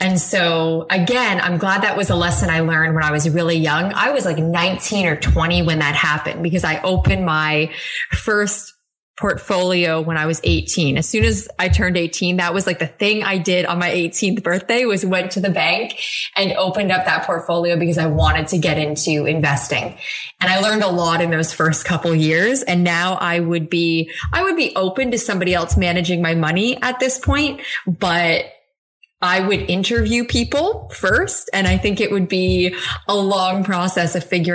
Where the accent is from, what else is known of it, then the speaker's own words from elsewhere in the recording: Canada; I'm Canadian